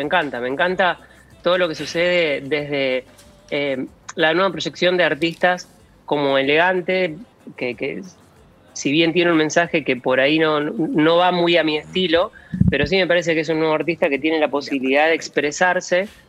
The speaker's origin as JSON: {"language": "Spanish", "country": "Argentina"}